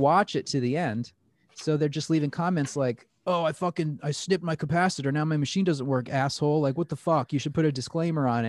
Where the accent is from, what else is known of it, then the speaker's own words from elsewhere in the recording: Plattsburgh, New York, United States; There had never really been great tattooers in Plattsburgh before